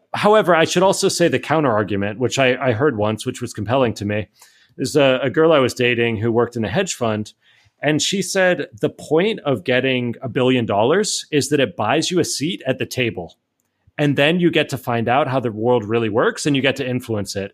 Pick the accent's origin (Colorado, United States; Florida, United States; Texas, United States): Florida, United States; Miami; moved away as an adult; also born or lived in Atlanta / San Francisco; now in Spain; I grew up in Miami